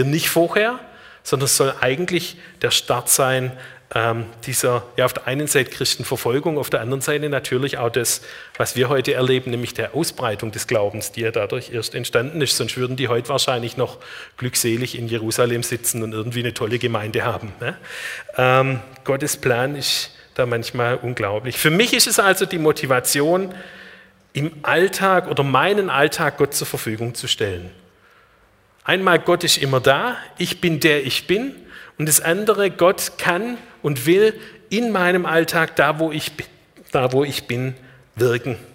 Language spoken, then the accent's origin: German; Marbach, Baden-Württemberg, Germany; born there; also born or lived in Black Forest; Ich bin 1970 in Marbach geboren.